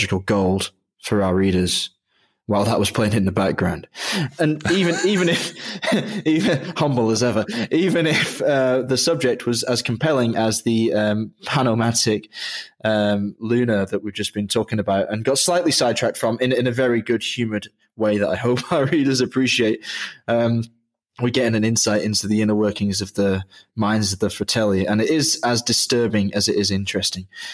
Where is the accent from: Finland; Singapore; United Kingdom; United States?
United Kingdom; England; I grew up in England